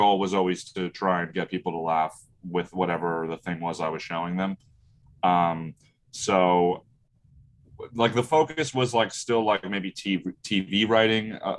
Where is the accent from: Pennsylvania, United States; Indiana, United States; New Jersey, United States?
New Jersey, United States; Brick; I'm from Brick, New Jersey